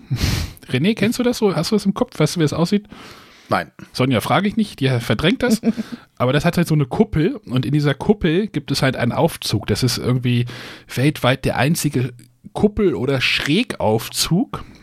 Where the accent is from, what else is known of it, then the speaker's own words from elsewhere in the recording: Braunschweig, Lower Saxony, Germany; ich komme aus Braunschweig, hab mich schon gewundert, warum die Züge so voll waren.